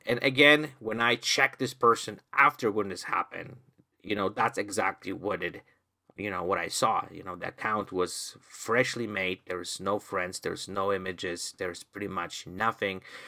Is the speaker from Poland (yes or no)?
yes; Poland; now in Canada; I'm originally from Poland